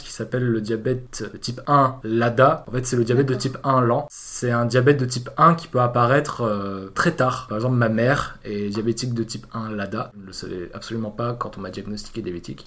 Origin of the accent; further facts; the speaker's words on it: Avignon, Provence-Alpes-Côte d'Azur, France; moved away as an adult; now in Paris, France; Je suis né à Avignon euh, en 98